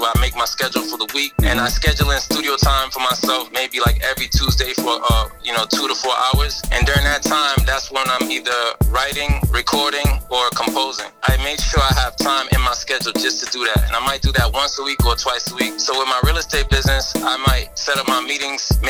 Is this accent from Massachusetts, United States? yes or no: yes; Boston, Massachusetts, United States; I grew up in Dorchester